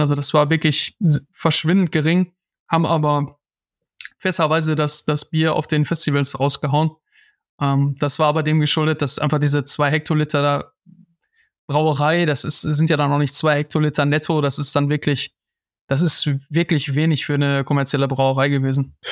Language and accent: German; Schwerte, North Rhine-Westphalia, Germany; wir haben da früher gelebt. Ich bin auch geboren in der Stadt